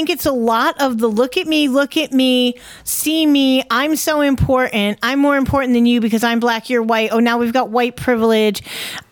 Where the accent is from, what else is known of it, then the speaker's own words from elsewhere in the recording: the North, United States; I'm from the North, my family never owned one